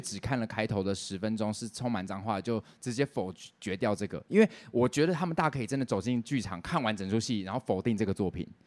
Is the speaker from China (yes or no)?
no; Taiwan; 我们台湾人